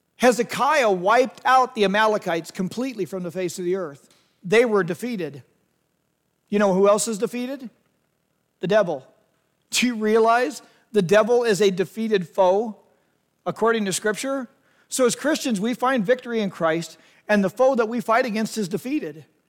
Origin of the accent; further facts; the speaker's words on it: United States; as Americans